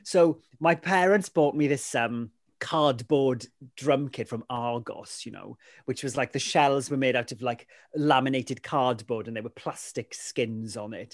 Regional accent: Ammanford, Wales, United Kingdom; first language Welsh; English is a second language; growing up in Amanford

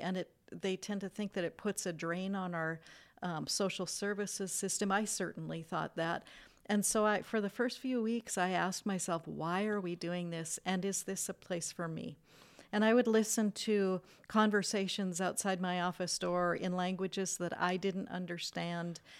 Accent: United States; an American-born citizen

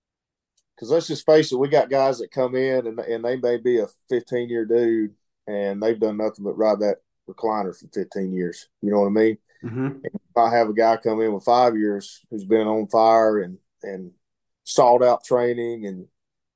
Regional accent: Dalton, Georgia, United States; Born and raised

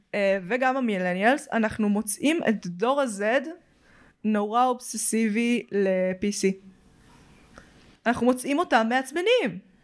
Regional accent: Petah Tikva, Central District, Israel; אז כאילו בשכונה היותר שווה, בפתח תקווה

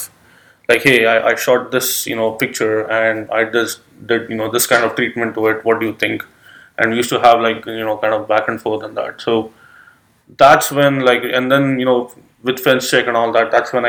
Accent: Mumbai, Maharashtra, India; moved away as an adult; now in United States; originally I'm from India. I'm from Mumbai, which is on the west coast of India

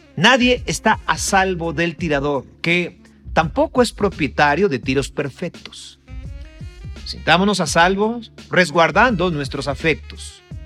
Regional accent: Mexico; como, mexicano

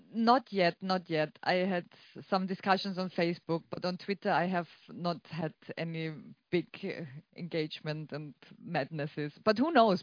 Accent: Austria; I'm from Austria and we had everything later than everyone

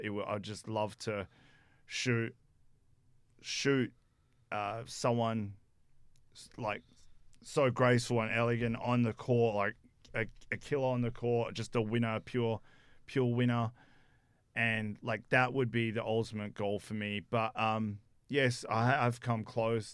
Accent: South Africa; moved away; I'm from South Africa

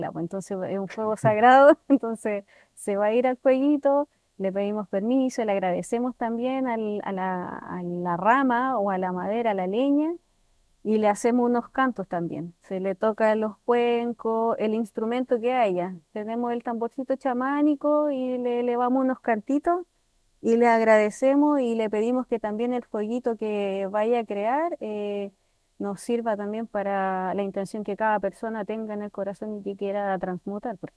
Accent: Santiago, Santiago Metropolitan Region, Chile; moved away as an adult; now in Pucón, Chile; Sí, yo ah, vengo de Santiago.

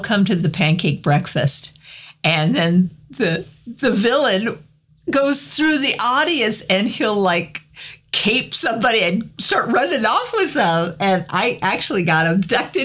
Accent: Cheyenne, Wyoming, United States; I grew up in Cheyenne, so we had Frontier Days every year

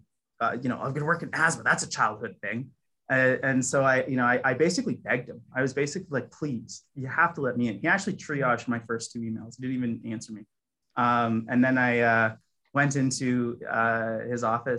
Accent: Toronto, Ontario, Canada; moved away as an adult; also born or lived in Hamilton, Canada; I'm actually originally from Toronto.

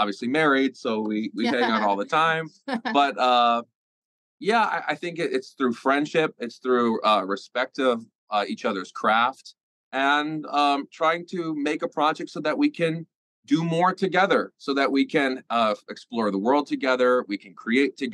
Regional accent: United States; as an American

